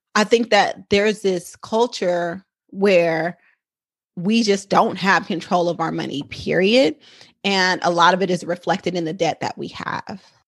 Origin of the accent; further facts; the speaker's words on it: Oakland, California, United States; I am a San Francisco Bay Area native. I'm a Oakland girl, true and true